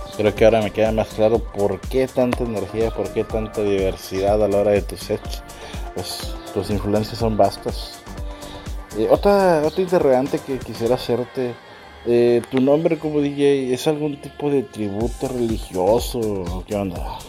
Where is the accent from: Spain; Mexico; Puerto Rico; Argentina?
Mexico; como mexicano que soy